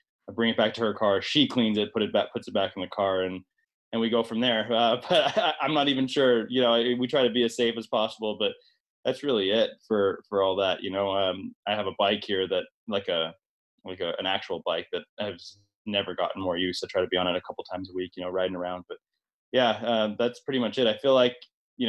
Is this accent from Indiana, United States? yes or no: yes; Indianapolis, Indiana, United States; also born or lived in Northern California; I'm from Indianapolis, which is where my wife and I spend a fair bit of time there.